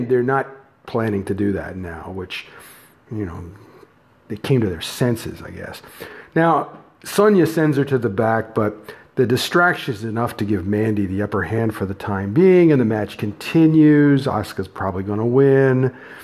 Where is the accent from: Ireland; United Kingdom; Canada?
Canada; I'm Canadian